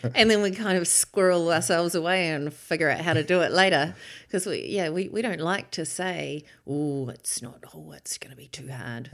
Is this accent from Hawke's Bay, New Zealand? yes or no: yes; Hawke's Bay, New Zealand; also born or lived in Auckland; growing up in Hawke's Bay during the, um, you know, seventies and, and eighties